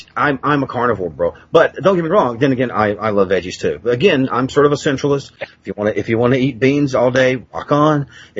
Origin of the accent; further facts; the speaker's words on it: Princeton, Kentucky, United States; now in Princeton, United States; I'm a Southerner